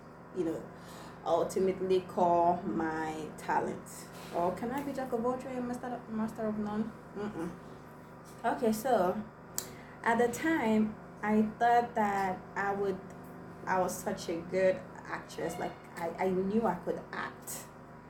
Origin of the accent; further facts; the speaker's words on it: Igbo village, Igboland, Nigeria; first language Igbo; English is a second language; I was just coming out from the village and my first language was Igbo